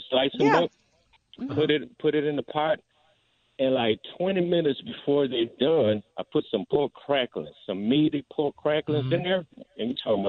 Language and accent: English; Honduras; now in New Orleans, United States; I'm originally from Honduras. Yeah, I'm from Honduras.